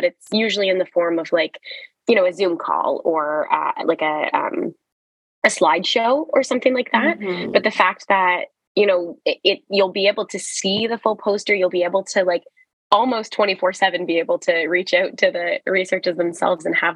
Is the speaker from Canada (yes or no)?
yes; Canada; in Canada, which feels especially special as a Canadian